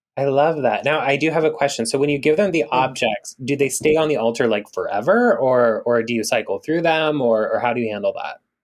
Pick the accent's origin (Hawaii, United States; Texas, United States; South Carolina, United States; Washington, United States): Hawaii, United States; Big Island of; moved away; I grew up part time on the Big Island of Hawaii